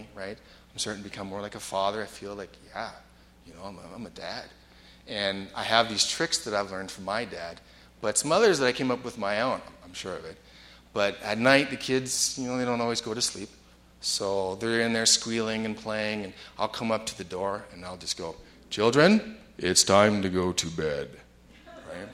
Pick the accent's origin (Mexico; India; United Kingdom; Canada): Canada; Vancouver, British Columbia; moved away as an adult; also born or lived in Milwaukee, United States; I grew up in Vancouver in Canada, and I went to the States